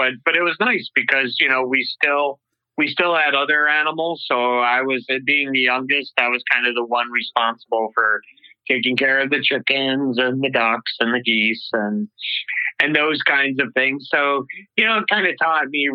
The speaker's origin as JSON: {"language": "English", "town": "Marathon", "region": "New York", "country": "United States", "tie": "born or raised there", "said": "I grew up, I'm originally from upstate New York, or at least that's really where I grew up, central New York. Little town called Marathon, New York, about 50 miles south of Syracuse"}